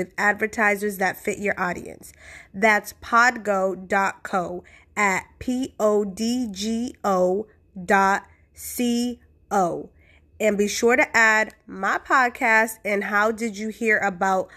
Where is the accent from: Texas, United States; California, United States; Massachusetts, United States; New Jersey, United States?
Massachusetts, United States; Boston; born and raised in Boston, when I was about 10, I moved to a different city.